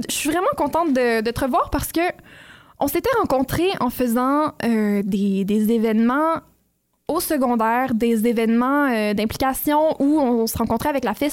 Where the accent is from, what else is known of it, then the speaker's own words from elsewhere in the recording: France; now in Canada; Ben plus celle de la France parce que je viens de France, mais j'essaie de suivre le plus possible.